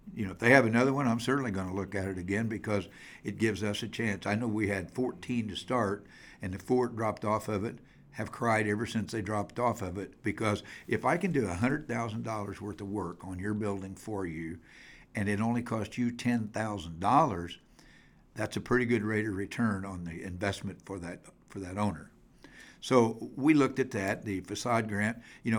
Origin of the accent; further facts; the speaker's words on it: Greenfield, Indiana, United States; back home, which is Greenfield. And so it's pretty neat. One of the biggest hindrances I have is I'm 25 miles from Indianapolis